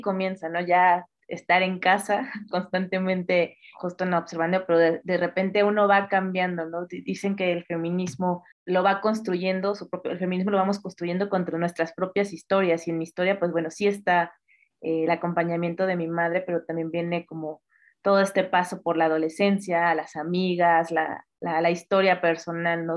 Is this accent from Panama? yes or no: no; northern Veracruz, Mexico; also born or lived in Mexico City, Mexico; yo nací en la Ciudad de México, pero eh, justo por temas familiares tuvimos que mudarnos al norte del estado de Veracruz